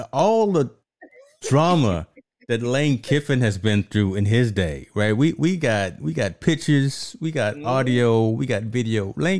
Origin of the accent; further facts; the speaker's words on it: Michigan, United States; born there; Look, I was born in Michigan. I'm in love with Michigan.